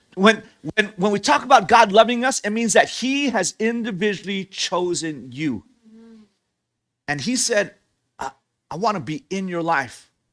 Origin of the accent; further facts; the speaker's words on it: Hawaii, United States; I grew up in Hawaii